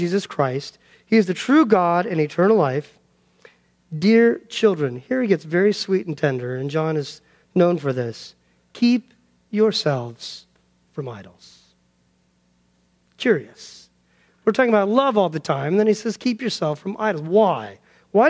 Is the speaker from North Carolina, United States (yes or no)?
no; Denver, Colorado, United States; I grew up in Denver, Colorado